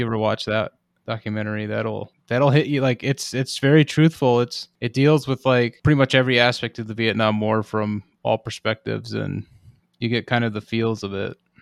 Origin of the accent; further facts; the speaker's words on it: United States; as an American